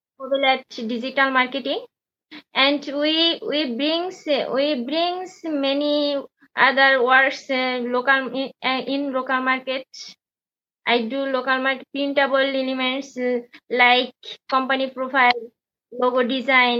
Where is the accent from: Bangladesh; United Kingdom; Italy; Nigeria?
Bangladesh; first language Bengali; English is a second language; from Bangladesh